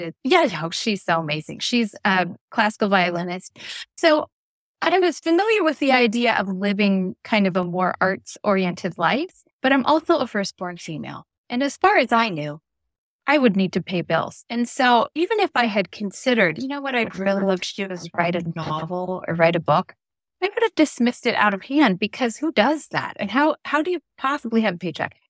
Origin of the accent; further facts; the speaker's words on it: Des Moines, Iowa, United States; moved away as an adult; I grew up in Des Moines, Iowa, where I live again today